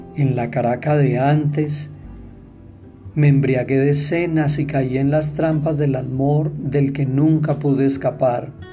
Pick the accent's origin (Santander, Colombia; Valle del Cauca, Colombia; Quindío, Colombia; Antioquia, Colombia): Quindío, Colombia; Armenia; En Armenia, mi tierra